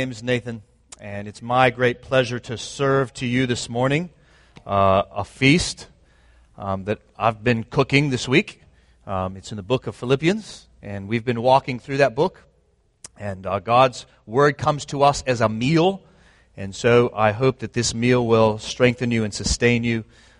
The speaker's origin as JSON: {"language": "English", "town": "Jacksonville", "region": "Florida", "country": "United States", "tie": "born or raised there", "also_born_or_lived": "Nashville, Tennessee / Atlanta / Raleigh", "said": "I was born in Nashville, Tennessee. I grew up in Jacksonville, Florida. I was in the Atlanta area, Raleigh, and now here."}